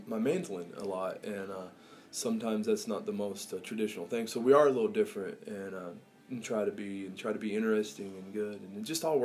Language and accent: English; Wyoming, United States; I was born in Wyoming, my dad and mom moved out to Wyoming, wanted to do the kind of the Rocky Mountain thing